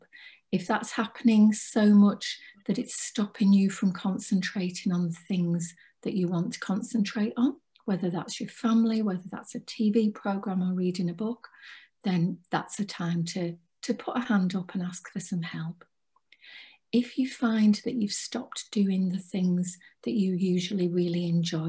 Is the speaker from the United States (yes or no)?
no; Cumbria, North West England, United Kingdom; I'm from Cumbria